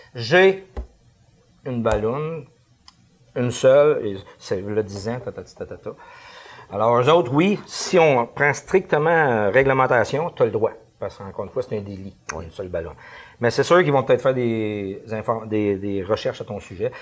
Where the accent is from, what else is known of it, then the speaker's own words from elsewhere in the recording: Canada; on est Canadien